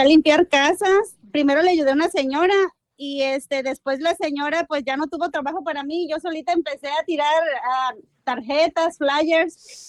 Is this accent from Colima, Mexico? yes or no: no; Tepic, Nayarit, Mexico; now in Sacramento, United States; Yo soy originaria de Tepic, Nayarit